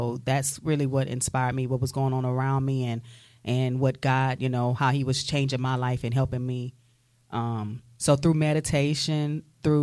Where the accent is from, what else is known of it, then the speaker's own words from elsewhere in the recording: Jennings, Louisiana, United States; moved away as an adult; now in Pensacola, United States; I'm from Jennings, Louisiana. That's like, you know, the center of the heel of the boot. So it's like, you know, Southwest Louisiana. And I've been in Pensacola for about 10 and a half years.